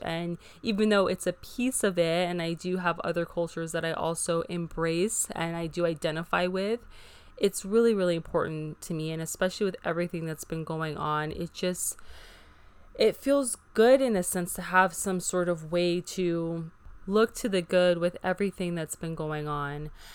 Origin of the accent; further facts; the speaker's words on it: Hawaii, United States; living in Hawaii, which is referred to as the melting pot with so many different cultures all blended together, it was a very beautiful childhood